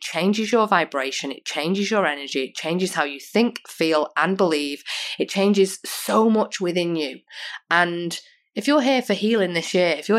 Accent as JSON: {"language": "English", "country": "United Kingdom", "moved": "yes", "lives_now": "Australia", "said": "we used to in the UK"}